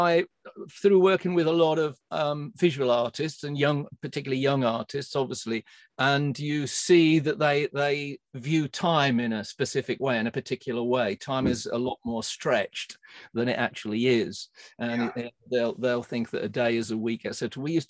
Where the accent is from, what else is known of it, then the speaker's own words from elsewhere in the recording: Cambridge, East of England, United Kingdom; I was from Cambridge